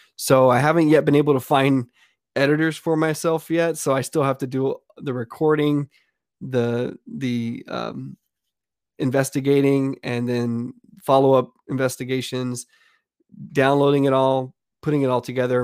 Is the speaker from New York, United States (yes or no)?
no; Pawnee, Texas, United States; now in Austin, United States; I grew up in South Texas. It's a real small town called Pawnee, Texas.